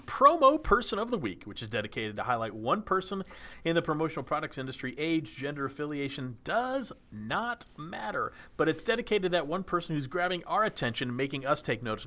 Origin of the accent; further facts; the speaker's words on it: Dallas, Texas, United States; moved away; I grew up in Dallas